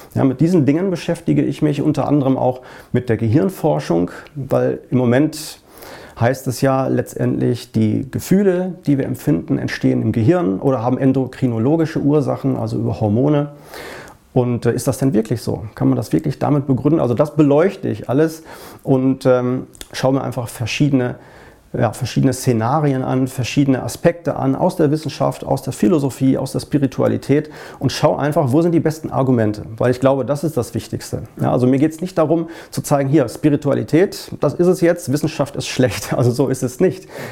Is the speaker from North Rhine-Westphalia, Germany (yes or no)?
yes; Essen, North Rhine-Westphalia, Germany; in Essen, in meiner Heimatstadt